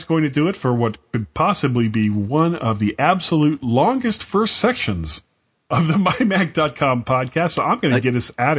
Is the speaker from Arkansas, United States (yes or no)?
no; Florida, United States; I'm from Florida